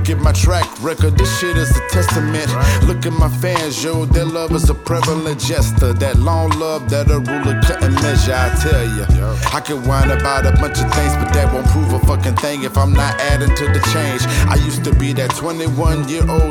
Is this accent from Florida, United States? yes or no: yes; Jacksonville, Florida, United States; my hometown, Duval County, Jacksonville, Florida